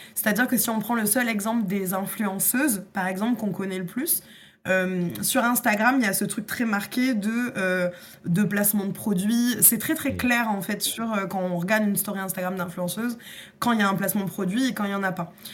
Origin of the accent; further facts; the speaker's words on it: France; en tant que Français